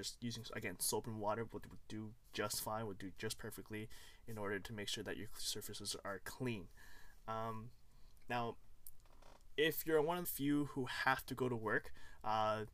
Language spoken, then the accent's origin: English; Toronto, Ontario, Canada; also born or lived in Hong Kong; I was born in Hong Kong, came here when I was 2, and I've been living in Toronto ever since